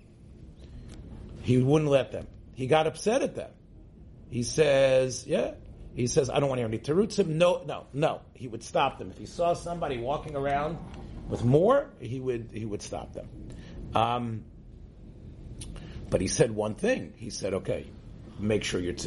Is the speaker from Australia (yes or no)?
no; Israel; growing up in Eretz Yisrael